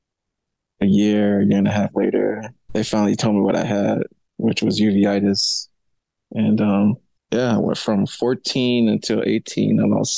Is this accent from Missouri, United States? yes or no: yes; St. Louis, Missouri, United States; moved away as an adult; also born or lived in Colorado; So I was born in St. Louis, Missouri. I grew up there